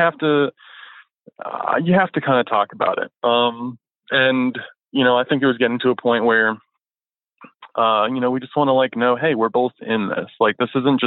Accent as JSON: {"language": "English", "region": "Florida", "country": "United States", "moved": "yes", "said": "I'm from Florida originally"}